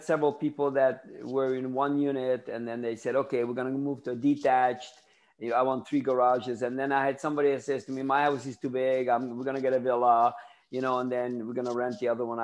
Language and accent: English; Ontario, Canada; also born or lived in Tampa, Florida; now in Daytona Beach, United States; I'm from Canada. I lived in... People say, where did you live? I said, Toronto, because they don't know the little towns